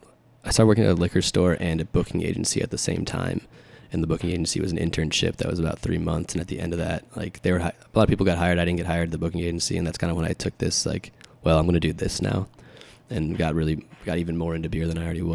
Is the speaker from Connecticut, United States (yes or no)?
yes; Connecticut, United States; moved away as an adult; now in Chicago, United States; I was born in Connecticut originally